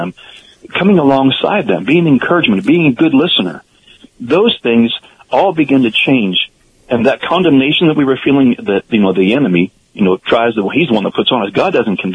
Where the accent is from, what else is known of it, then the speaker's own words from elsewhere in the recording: Pennsylvania, United States; I grew up in Pennsylvania